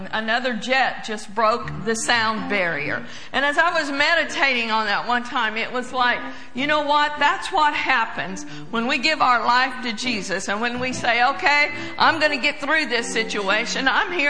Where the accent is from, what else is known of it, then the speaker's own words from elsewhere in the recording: Pawnee, Oklahoma, United States; I grew up in Pawnee, Oklahoma